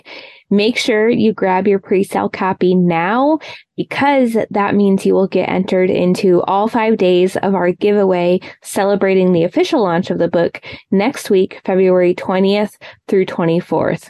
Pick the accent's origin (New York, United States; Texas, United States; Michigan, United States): Michigan, United States; moved away; I'm originally from Michigan